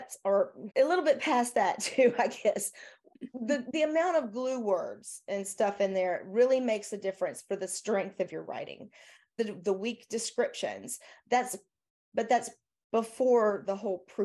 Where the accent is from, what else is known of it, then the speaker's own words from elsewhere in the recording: the South, United States; accent: southern; my southern accent